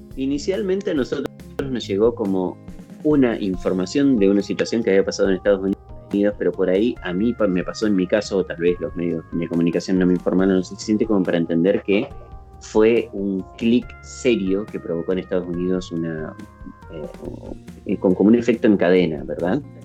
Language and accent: Spanish; Argentina; nosotros acá como argentinos